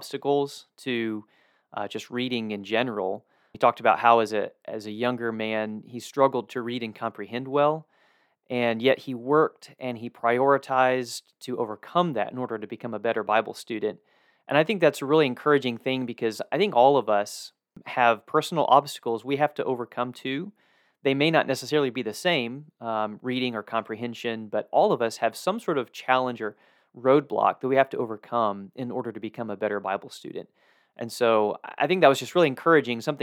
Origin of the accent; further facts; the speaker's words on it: Georgia, United States; I grew up in Georgia, and I'm a Georgia Bulldog